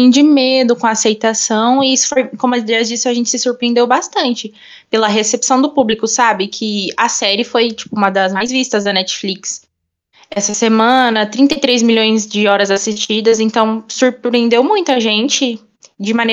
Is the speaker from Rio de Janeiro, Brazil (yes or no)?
yes; Rio de Janeiro, Brazil; e também sou do Rio de Janeiro.